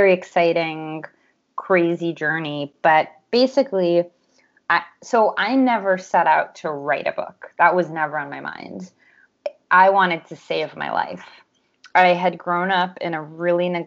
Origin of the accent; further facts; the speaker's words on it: Los Angeles, California, United States; I'm from Los Angeles, California, where I currently live